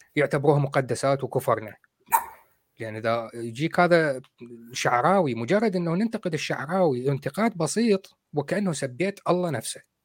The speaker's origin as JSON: {"language": "Arabic", "country": "Iraq", "said": "إحنا عندنا بالعراق"}